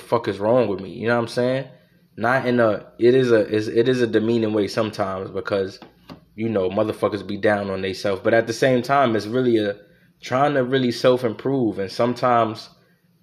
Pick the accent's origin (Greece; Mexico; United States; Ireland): United States; I'm an American